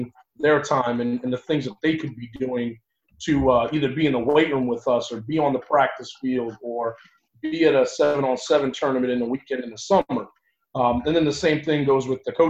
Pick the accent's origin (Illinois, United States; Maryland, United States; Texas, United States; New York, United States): New York, United States; moved away as an adult; also born or lived in Long Island / Ithaca, New York; now in Tampa, United States; I'm originally born and raised in New York.